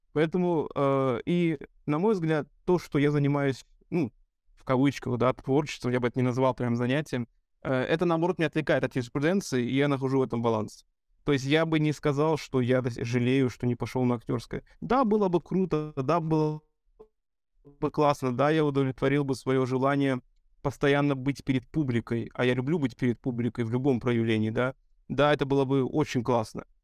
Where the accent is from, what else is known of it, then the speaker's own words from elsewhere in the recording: Vladivostok, Primorsky Krai, Russia; в Талузе я и не родился, я родился в Владивостоке, в Приморском крае